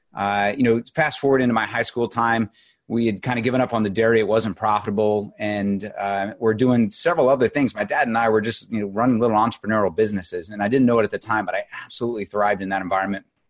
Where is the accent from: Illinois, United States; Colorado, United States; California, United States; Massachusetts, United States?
Illinois, United States; Southern; moved away as an adult; I grew up in Illinois, um, Southern Illinois